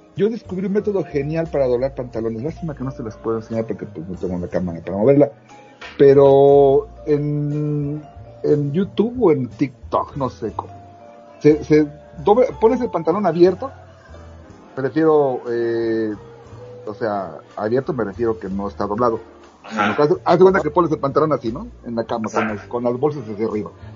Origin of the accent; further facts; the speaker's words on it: Mexico; en donde yo crecí, en Santiago Tuzla